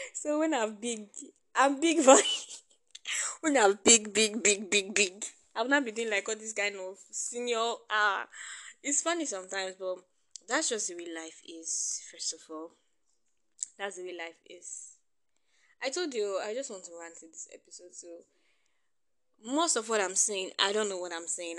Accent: Nigeria; being a Nigerian

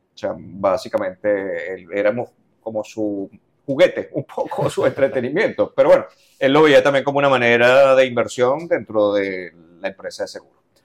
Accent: Los Teques, Miranda, Venezuela; Yo nací en Los Teques, todo esto fue en Los Teques

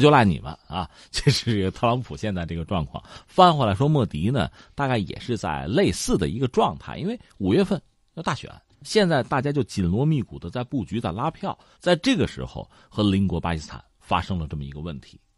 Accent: China; 我们中国人

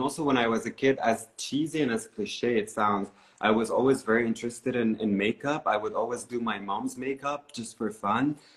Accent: Beirut, Beirut Governorate, Lebanon; moved away as an adult; now in Berlin, Germany; I grew up in uh, Beirut, uh, and uh, in the suburbs of Beirut

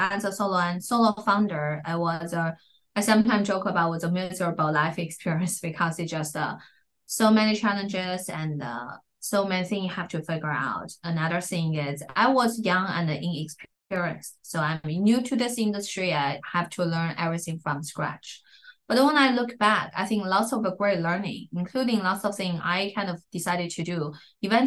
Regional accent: Inner Mongolia, China; moved away as an adult; now in Silicon Valley, United States; my first 20 years, I grew up in Inner Mongolia

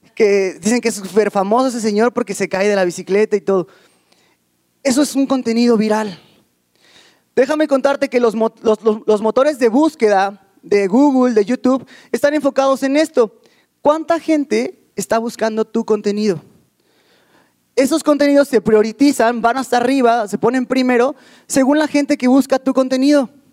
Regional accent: Ecatepec, State of Mexico, Mexico; yo vengo de la Ciudad de México, bueno, precisamente del, Estado de México, de Catepec

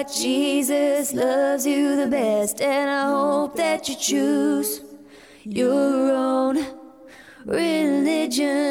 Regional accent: Santa Cruz Mountains, California, United States; moved away as an adult; now in Los Angeles, United States; I'm from the Santa Cruz Mountains

